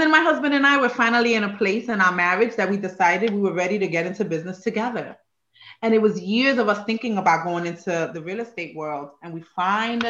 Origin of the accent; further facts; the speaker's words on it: New York, United States; moved away as an adult; also born or lived in Puerto Rico; now in Maryland, United States; I was born on the island of Puerto Rico and came to New York when I was about 5. And then I was just in New York for the rest of my young adult years